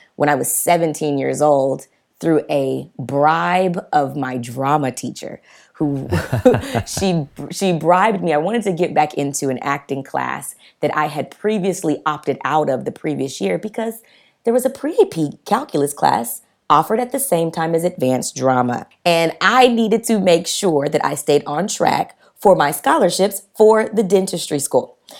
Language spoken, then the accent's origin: English; the South, United States; I grew up in the South, Black parents